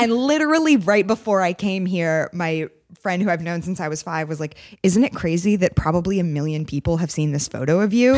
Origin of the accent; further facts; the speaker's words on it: San Francisco, California, United States; I'm from San Francisco